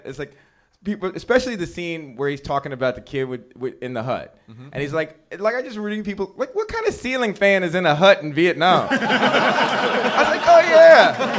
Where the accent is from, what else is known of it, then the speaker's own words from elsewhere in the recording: Washington, District of Columbia, United States; I'm from Washington D.C., and then there was a show there that was like completely sold out.